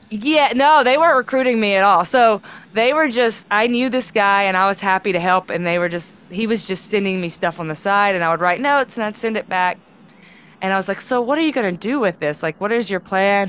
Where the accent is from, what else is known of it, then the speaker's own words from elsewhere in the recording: Charleston, Mississippi, United States; I grew up, yeah, in Tallahatchie County, Mississippi